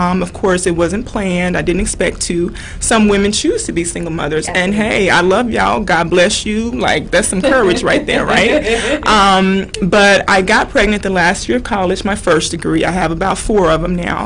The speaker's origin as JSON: {"language": "English", "region": "Louisiana", "country": "United States", "said": "I'm from Louisiana"}